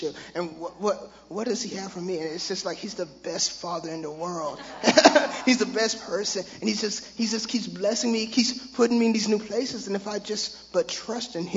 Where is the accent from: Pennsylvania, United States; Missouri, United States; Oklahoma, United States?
Oklahoma, United States; Tulsa; growing up in Tulsa, Oklahoma, I had plenty of religion